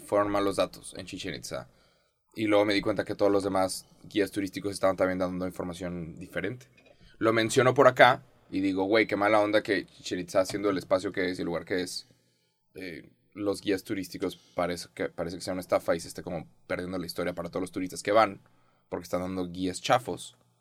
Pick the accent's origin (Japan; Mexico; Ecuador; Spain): Mexico